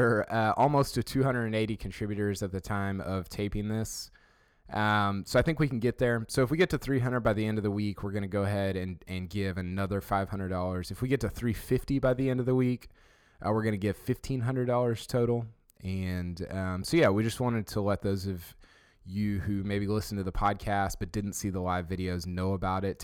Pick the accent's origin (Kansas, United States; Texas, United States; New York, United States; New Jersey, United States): Texas, United States; Houston; I'm from Houston